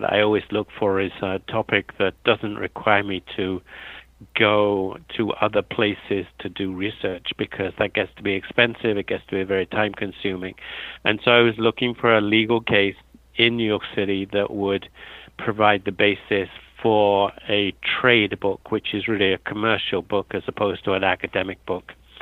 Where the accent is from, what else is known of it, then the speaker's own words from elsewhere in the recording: London, United Kingdom; moved away as an adult; also born or lived in Pennsylvania, United States; I'm a native of Britain, and I was born in London